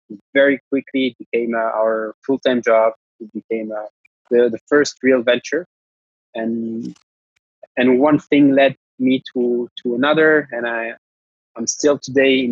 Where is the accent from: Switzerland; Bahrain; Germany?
Switzerland; Geneva; moved away as an adult; also born or lived in London; I'm a Italian Swiss. I was born in Geneva, which is a city based in Switzerland